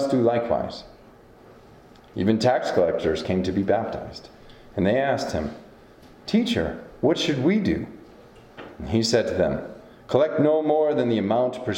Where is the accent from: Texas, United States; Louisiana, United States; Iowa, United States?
Iowa, United States; Decorah; moved away as an adult; now in Ronan, United States; my hometown of Decorah